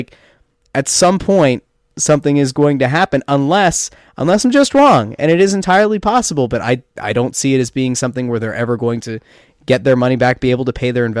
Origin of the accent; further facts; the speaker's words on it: Pennsylvania, United States; I loved America because I grew up in Schuylkill County that didn't exist.